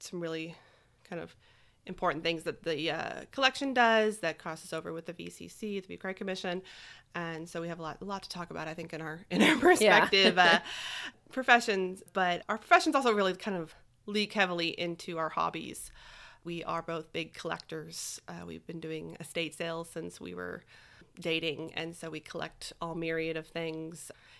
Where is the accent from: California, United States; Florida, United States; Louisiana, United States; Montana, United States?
Louisiana, United States; Lake Charles; born there; also born or lived in Tulsa / Springfield / Austin; So I was born in Lake Charles. I've lived in Tulsa, Oklahoma, Springfield, Missouri, and then most recently in Austin, Texas.